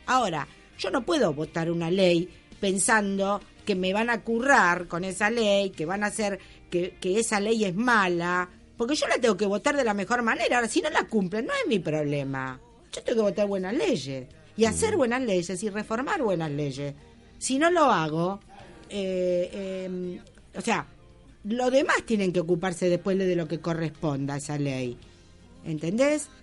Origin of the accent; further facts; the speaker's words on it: Argentina; nosotros somos argentinos